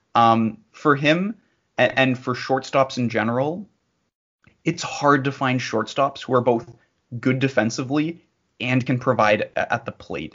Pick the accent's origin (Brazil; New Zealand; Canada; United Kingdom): Canada; bordering Michigan, Ontario; as a Canadian uh, and as a Canadian who borders Michigan